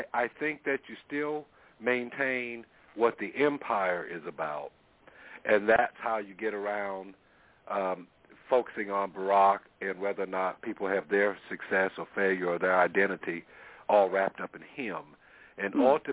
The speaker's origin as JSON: {"language": "English", "region": "South Carolina", "country": "United States", "tie": "born or raised there", "said": "growing up in South Carolina"}